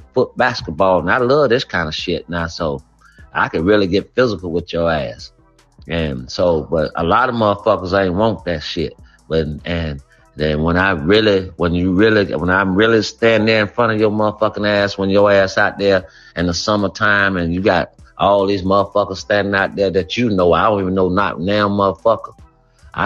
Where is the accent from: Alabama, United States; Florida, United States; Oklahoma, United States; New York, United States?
Florida, United States; Gainesville; also born or lived in Alpharetta, Georgia / Houston; now in Charlotte, United States; Florida, old Florida brother, man. You know, I'm from Gainesville